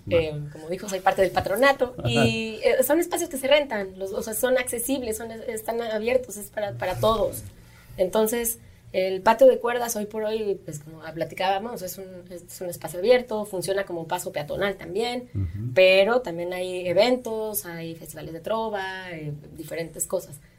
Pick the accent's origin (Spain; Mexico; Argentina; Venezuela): Mexico; como país, como mexicanos